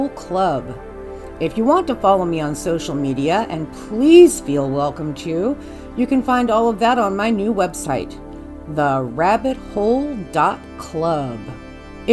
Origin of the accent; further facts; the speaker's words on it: Kansas City, Missouri, United States; my hometown of Kansas City, Missouri